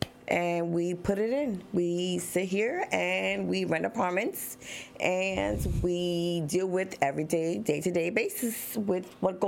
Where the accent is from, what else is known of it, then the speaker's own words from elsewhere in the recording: New Jersey, United States; moved away; I was born and raised in Jersey.